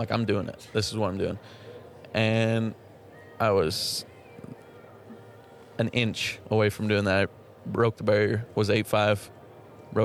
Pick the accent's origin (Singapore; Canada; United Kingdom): Canada; moved away as an adult; now in Texas, United States